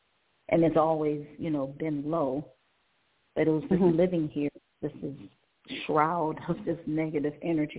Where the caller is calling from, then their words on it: Cleveland, Ohio, United States; Cleveland, Ohio.